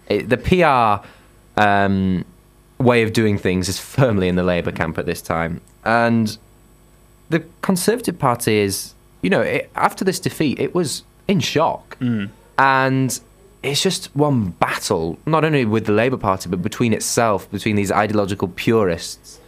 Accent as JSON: {"language": "English", "town": "Huddersfield", "region": "Yorkshire and the Humber", "country": "United Kingdom", "said": "I'm from Huddersfield."}